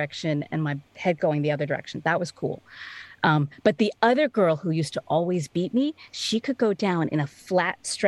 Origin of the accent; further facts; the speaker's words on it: Pittsburgh, Pennsylvania, United States; also born or lived in Richmond, Virginia; now in Hingham, United States; I grew up in Pittsburgh, Pennsylvania